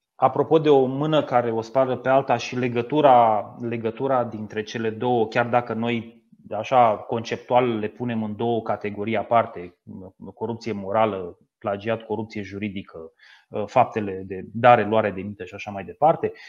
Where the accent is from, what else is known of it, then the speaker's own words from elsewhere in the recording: Teleorman County, Romania; din județul de unde sunt eu de origine, din județul Telor